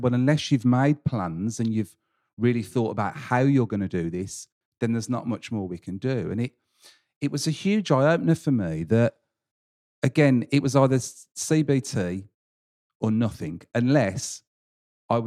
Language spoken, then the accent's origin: English; England, United Kingdom; a tradition of being English